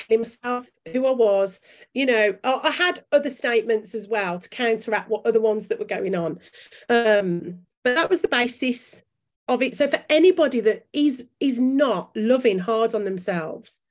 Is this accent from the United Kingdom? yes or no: yes; Birmingham, West Midlands, United Kingdom; accent: Brummie; my Brummie accent